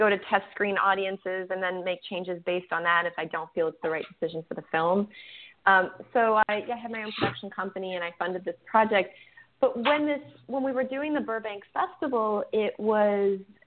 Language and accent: English; Winnipeg, Manitoba, Canada; my hometown, which is Winnipeg, Canada